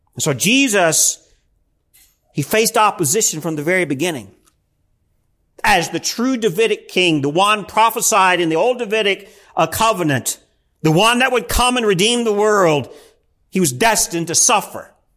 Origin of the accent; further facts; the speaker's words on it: United States; as American Christians